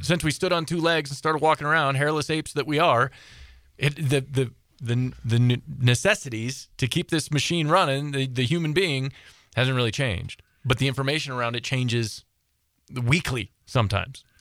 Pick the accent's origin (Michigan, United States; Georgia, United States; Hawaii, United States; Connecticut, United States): Michigan, United States; Southeast; I grew up in Southeast Michigan